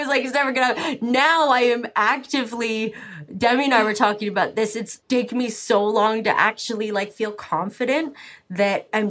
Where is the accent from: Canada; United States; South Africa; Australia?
Canada; I'm very Canadian, and I was raised that, like, the other person is more important than you, always